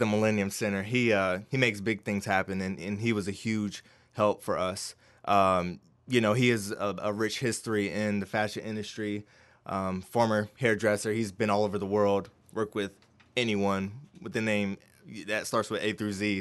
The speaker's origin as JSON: {"language": "English", "town": "Winston-Salem", "region": "North Carolina", "country": "United States", "tie": "born or raised there", "said": "growing up, born and raised in Winston-Salem"}